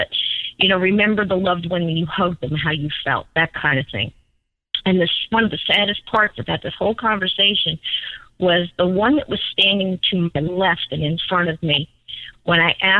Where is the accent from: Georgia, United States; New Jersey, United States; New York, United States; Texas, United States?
New Jersey, United States; I was born in New Jersey.